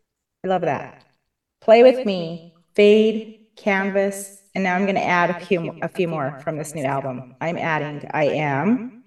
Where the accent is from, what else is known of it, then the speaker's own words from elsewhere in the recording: Helper, Utah, United States; also born or lived in Price, Utah / Kenilworth, Utah; Cousins live in Wellington. I was living in Helper. I was born in Price, living in Helper. So everywhere from Helper to Kenilworth.